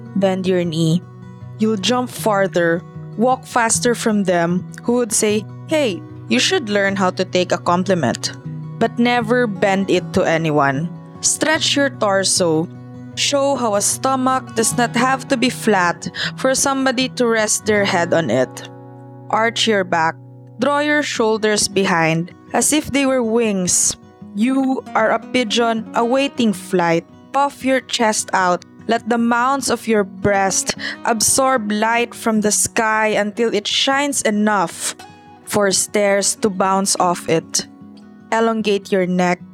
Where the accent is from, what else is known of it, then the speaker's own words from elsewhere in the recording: Davao City, Davao Region, Philippines; I'm from Davao City.